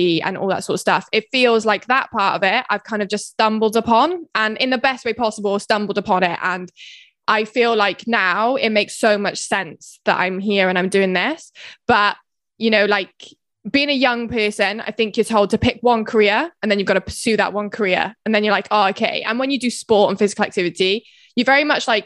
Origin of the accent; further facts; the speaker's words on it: Herefordshire, West Midlands, United Kingdom; moved away as an adult; also born or lived in Bath; now in Swansea, United Kingdom; I'm originally from Herefordshire, but I went to uni in Bath